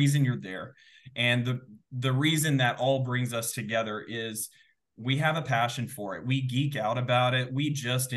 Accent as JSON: {"language": "English", "region": "Texas", "country": "United States", "tie": "born or raised there", "moved": "as an adult", "lives_now": "Seattle, United States", "said": "Originally born and raised in the South. I'm a Southern boy at heart, born and raised in Texas"}